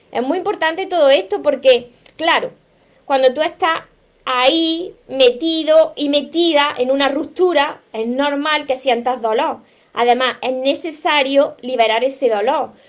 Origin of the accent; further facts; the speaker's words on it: Venezuela; now in Ecuador; Soy venezolana, estoy en Ecuador, pronto me voy de Venezuela.